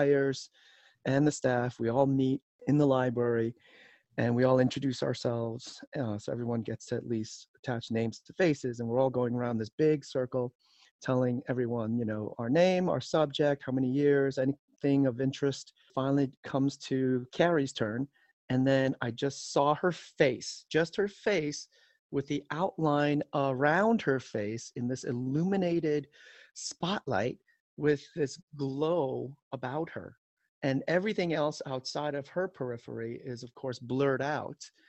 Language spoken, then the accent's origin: English; New York City, New York, United States; also born or lived in Seoul, South Korea / Long Island, New York; now in Michigan, United States; Moved us out into the city in Queens from elementary school years till about the junior high school years. We lived in Queens